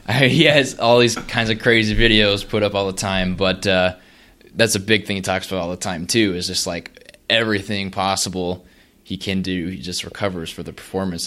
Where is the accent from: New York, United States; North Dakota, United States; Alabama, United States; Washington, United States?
North Dakota, United States; moved away as an adult; now in Lincoln, United States; I'm from North Dakota, but eventually came down here